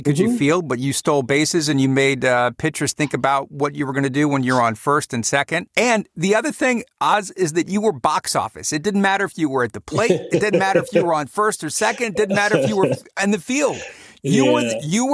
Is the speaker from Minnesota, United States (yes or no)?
no; Cleveland, Ohio, United States; I grew up in Cleveland